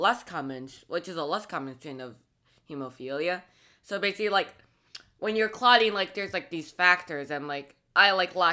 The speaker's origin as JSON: {"language": "English", "country": "Canada", "said": "we're Canadian, and we live in Canada"}